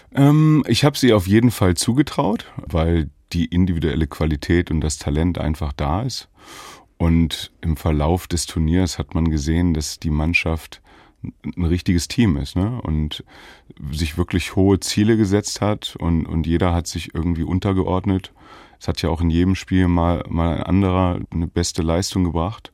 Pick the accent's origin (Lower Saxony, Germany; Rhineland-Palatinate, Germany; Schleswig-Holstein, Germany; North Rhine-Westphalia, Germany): Lower Saxony, Germany; Göttingen; moved away; also born or lived in Jena / Leipzig; ich bin ja in Göttingen geboren und ähm, Göttingen ist eine Basketballstadt, Universitätsstadt. Da ist Fußball gar nicht groß